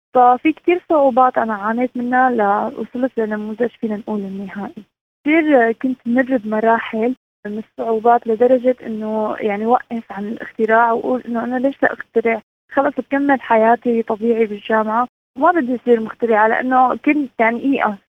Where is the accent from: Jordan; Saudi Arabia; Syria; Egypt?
Syria; من سوريا